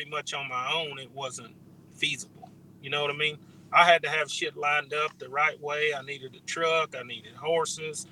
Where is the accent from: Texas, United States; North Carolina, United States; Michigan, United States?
Texas, United States; Cypress; Around home where I grew up at in Cypress